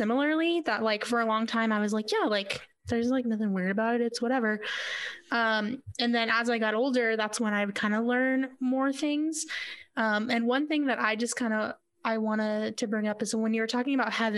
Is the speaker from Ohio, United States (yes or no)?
no; Yuma, Arizona, United States; when I was growing up in Yuma